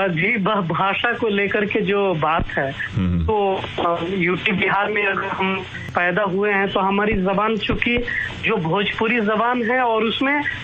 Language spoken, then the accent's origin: Hindi; Ballia, Uttar Pradesh, India; moved away; मैं बलिया में रहते हुए लोक जीवन से लोक गीतों से मेरा गहरा ताल्लुक रहा